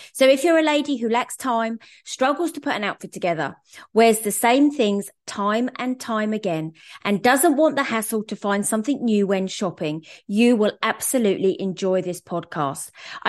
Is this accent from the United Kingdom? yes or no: yes; southern England, United Kingdom; accent: southern; me, who's probably about as southern as I can get